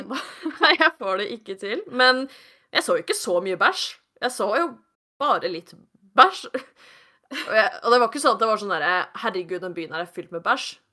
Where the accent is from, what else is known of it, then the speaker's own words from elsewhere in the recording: Norway; jeg kommer fra Norge